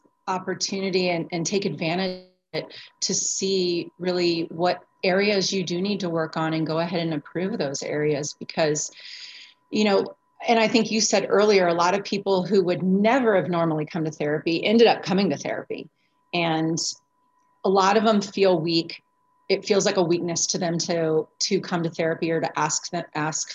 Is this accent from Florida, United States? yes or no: yes; Florida, United States; now in Arizona, United States; I'm here in Arizona and I'm actually from Florida